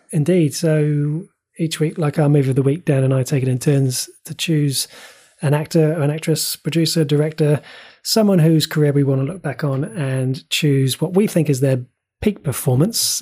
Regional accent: New Zealand; as a New Zealander

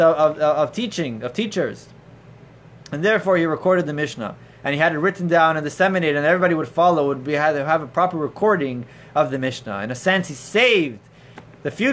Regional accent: Toronto, Ontario, Canada; as a child growing up in Toronto

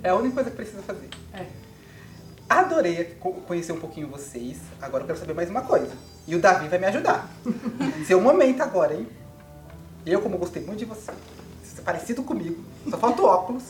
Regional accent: Carapicuíba, São Paulo, Brazil; eu sou de Carapicuíba

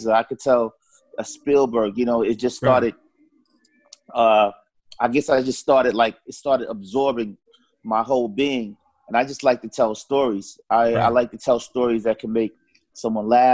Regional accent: New York City, New York, United States; also born or lived in Harlem; growing up in Far Rockaway

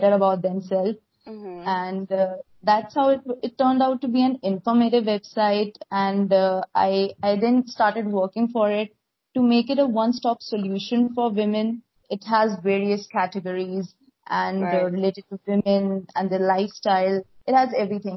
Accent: India; from India.

